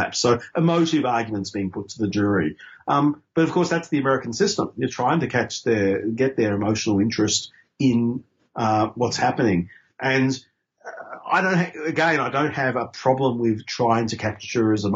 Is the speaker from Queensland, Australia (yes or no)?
yes; Queensland, Australia; I grew up in Queensland under Joe Bjelke-Petersen